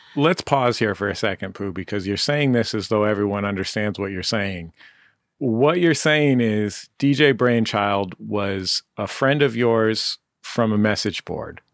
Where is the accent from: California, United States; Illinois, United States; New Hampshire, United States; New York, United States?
California, United States; Bay Area; growing up in the Bay Area